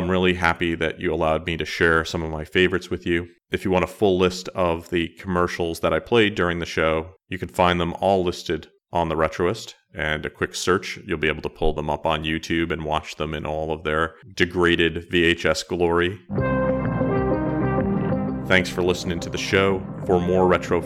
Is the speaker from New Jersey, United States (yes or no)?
yes; New Jersey, United States; my home state of New Jersey